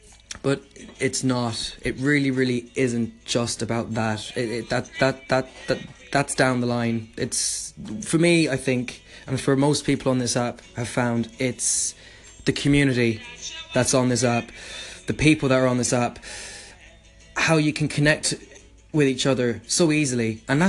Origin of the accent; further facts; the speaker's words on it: Ireland; I'm from Ireland myself.